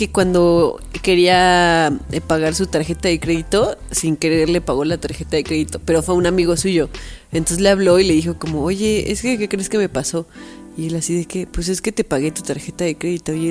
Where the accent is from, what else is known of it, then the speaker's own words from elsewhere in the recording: Mexico City, Mexico; accent: chilango; Dicen que yo soy la más chilanga de los tres. Ya ve como tres personas me dijeron que soy la que habla más chilango.